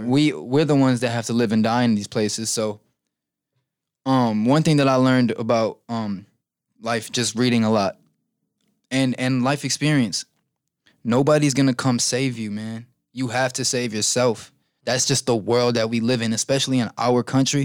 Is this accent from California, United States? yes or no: no; Chicago, Illinois, United States; I've kind of accepted what Chicago is and what it has done to us